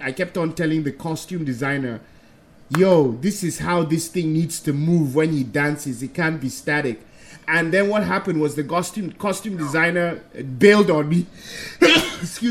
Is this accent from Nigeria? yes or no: yes; Middle Belt, Nigeria; also born or lived in United States; now in Lagos, Nigeria; I grew up in the Middle Belt, which my tribe was has Hausa